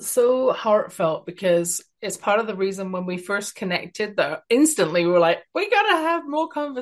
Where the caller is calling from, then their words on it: Canada; Even though I'm speaking from Canada, I think that every service person in the world makes a contribution